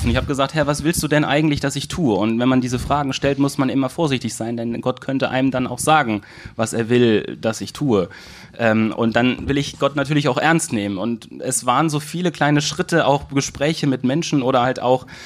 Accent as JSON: {"language": "German", "town": "Manderbach", "region": "Hesse", "country": "Germany", "tie": "born there", "said": "Ich komme gebürtig aus, aus Manderbach"}